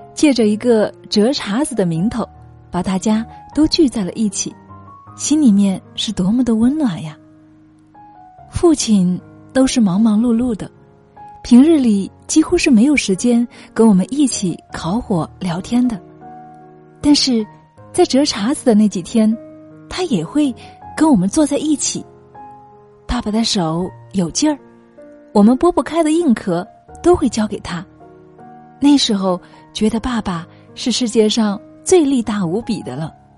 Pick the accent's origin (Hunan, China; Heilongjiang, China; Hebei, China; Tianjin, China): Hunan, China; southern; moved away; 我们家是湖南南部的一个小山村